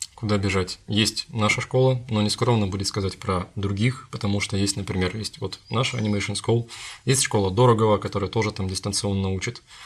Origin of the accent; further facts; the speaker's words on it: Krasnoyarsk, Krasnoyarsk Krai, Russia; moved away; мой родной город Красноярск